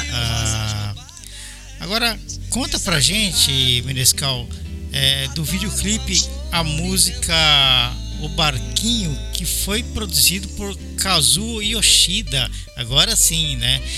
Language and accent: Portuguese; São Paulo, Brazil; moved away as an adult; also born or lived in Belo Horizonte; now in Japan; eu sou de São Paulo, mas eu estava morando em Belo Horizonte